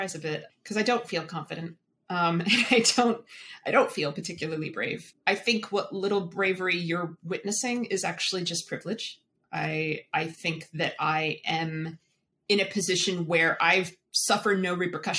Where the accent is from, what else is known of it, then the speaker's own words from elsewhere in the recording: Virginia, United States; I grew up in Virginia